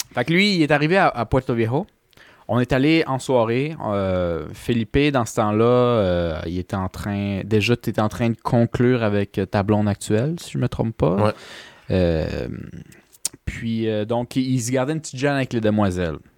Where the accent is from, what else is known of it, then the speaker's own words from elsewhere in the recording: Canada; je suis Canadien